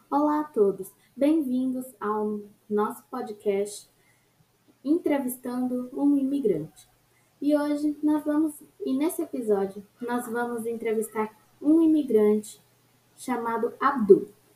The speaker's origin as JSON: {"language": "Portuguese", "country": "Syria", "tie": "born or raised there", "moved": "as an adult", "lives_now": "São Paulo, Brazil", "said": "nasci lá, lá na Síria"}